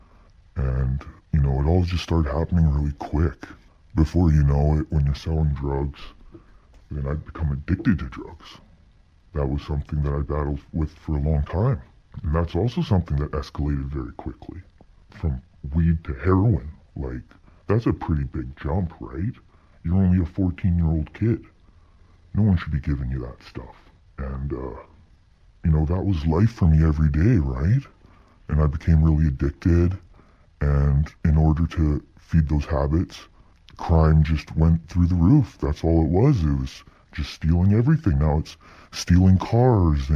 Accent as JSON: {"language": "English", "area": "Lower Mainland", "region": "British Columbia", "country": "Canada", "tie": "born or raised there", "said": "I grew up in the Lower Mainland."}